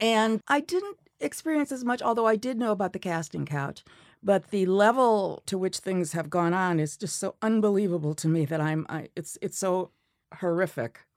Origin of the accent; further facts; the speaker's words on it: Milwaukee, Wisconsin, United States; moved away; I grew up in Milwaukee